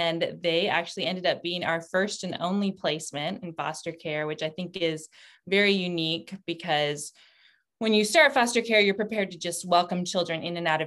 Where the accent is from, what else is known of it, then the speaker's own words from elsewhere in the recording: San Antonio, Texas, United States; moved away as an adult; also born or lived in Knoxville / Turkey; now in Washington, D.C., United States; I'm originally from San Antonio, Texas, born and raised there